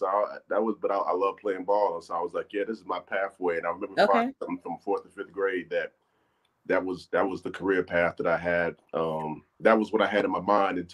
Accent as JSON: {"language": "English", "town": "Charlotte", "region": "North Carolina", "country": "United States", "tie": "born or raised there", "said": "I'm 100% born and raised"}